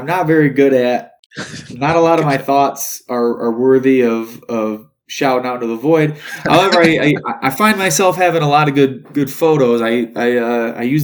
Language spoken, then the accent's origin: English; Beloit, Wisconsin, United States; my hometown of Beloit